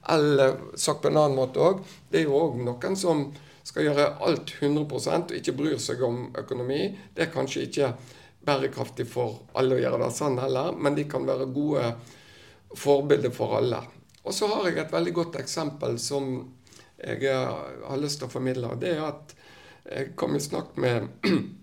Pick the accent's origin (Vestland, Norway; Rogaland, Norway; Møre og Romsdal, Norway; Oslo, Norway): Vestland, Norway; Western Norway; vi som vestlendinger